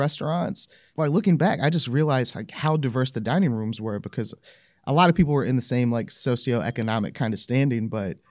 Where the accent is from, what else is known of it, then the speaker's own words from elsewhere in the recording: the South, United States; I grew up down south, there weren't many places or social opportunities to like be around people of different backgrounds, right?